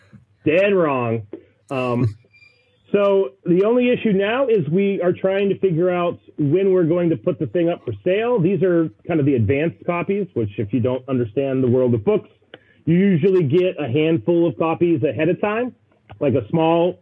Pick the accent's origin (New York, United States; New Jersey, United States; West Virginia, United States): West Virginia, United States; I grew up in West Virginia. We all grow up hunting